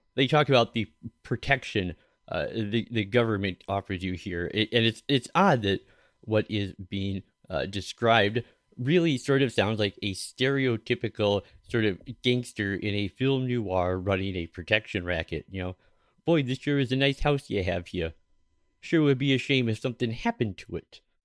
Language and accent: English; Minneapolis, Minnesota, United States; my hometown of Minneapolis